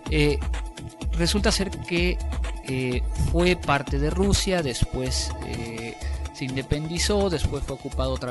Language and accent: Spanish; Mexico; mexicanos nosotros hablamos del guerrero que es inteligente